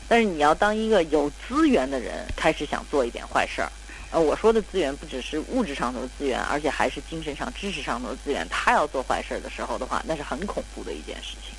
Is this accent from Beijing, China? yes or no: yes; Beijing, China; also born or lived in New York; 咱们北京人